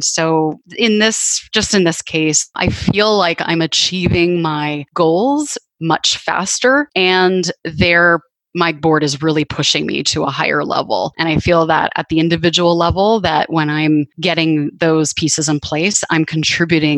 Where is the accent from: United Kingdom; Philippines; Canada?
Canada; moved away; I grew up in Canada, and I have a sister who still lives up there